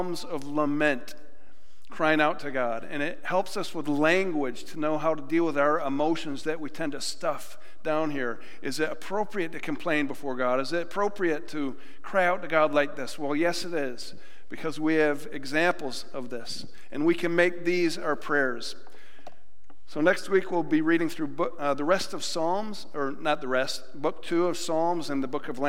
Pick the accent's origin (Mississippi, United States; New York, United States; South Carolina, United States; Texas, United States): New York, United States; Western; moved away; I'm from Western New York